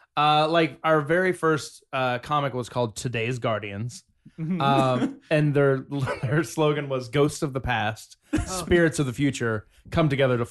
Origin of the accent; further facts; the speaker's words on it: Georgia, United States; Darren and I are from Georgia.